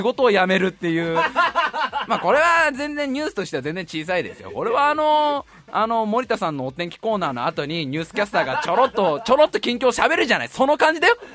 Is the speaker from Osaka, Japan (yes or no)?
no; Tokorozawa, Saitama, Japan; also born or lived in Tokyo; 東京都に生まれましてね、ね、そのすぐ後に埼玉県に、えー、運ばれて、運ばれて、 すぐ埼玉県に移り住んで、そこの埼玉で